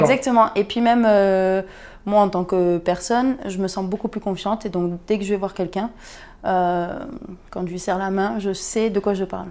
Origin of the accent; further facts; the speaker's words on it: Perpignan, Occitania, France; je viens de Perpignan